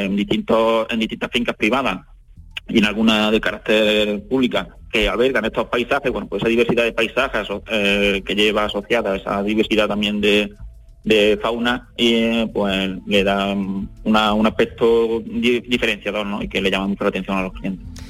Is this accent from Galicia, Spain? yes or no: no; Adamuz, Andalusia, Spain; mi entorno, de aquí de mi pueblo, de Adamú